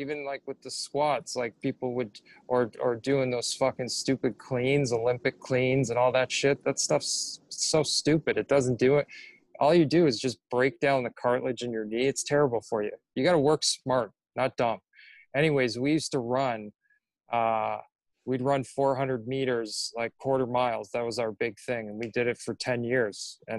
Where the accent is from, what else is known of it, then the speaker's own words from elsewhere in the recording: Coal Harbour, Nova Scotia, Canada; I grew up in Coal Harbour, Nova Scotia, so I watched those guys play in the Nova Scotia Junior League, which was like one of the best.